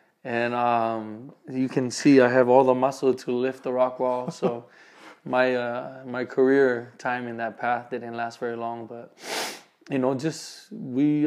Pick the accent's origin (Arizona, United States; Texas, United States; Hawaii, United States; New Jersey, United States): Hawaii, United States; Waipahu; moved away as an adult; now in Utah, United States; I'm from Hawaii, Honolulu, Oahu, actually from Waipahu